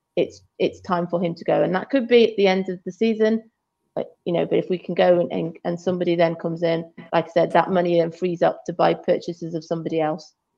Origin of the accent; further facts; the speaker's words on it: Shrewsbury, West Midlands, United Kingdom; now in Chester, United Kingdom; I'm from Shrewsbury